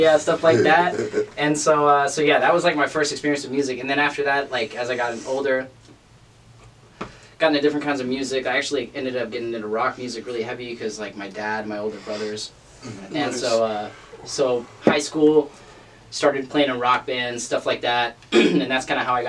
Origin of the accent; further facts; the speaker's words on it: Oregon, United States; also born or lived in Southern California; I grew up in kind of all over, actually. I was born in Southern California, moved out to Oregon.